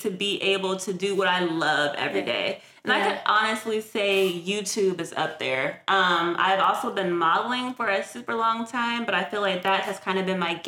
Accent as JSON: {"language": "English", "town": "San Francisco", "region": "California", "country": "United States", "tie": "born or raised there", "said": "I am born and raised in San Francisco, California"}